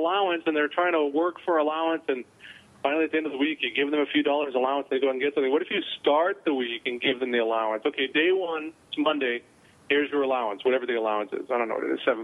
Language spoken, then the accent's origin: English; New England, United States; when I was a kid and I grew up in New England